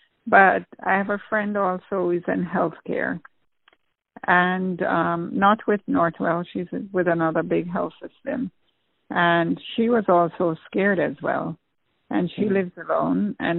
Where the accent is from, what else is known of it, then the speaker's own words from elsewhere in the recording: Jamaica; moved away as an adult; I always wanted to be a nurse, but I went into a hospital in Jamaica once, and I don't know if it was the smell or what, and I fainted.